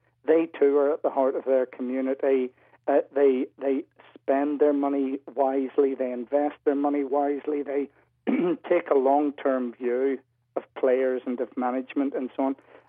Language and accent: English; Belfast, Northern Ireland, United Kingdom; moved away as an adult; now in Leeds, United Kingdom; I was moving away from Belfast. I was looking for work. An opportunity came for a job in Leeds and in Newcastle.